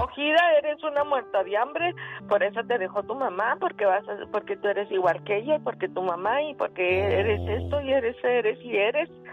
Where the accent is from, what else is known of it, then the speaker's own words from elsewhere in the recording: Chihuahua, Mexico; also born or lived in Guadalajara; nací yo en Chihuahua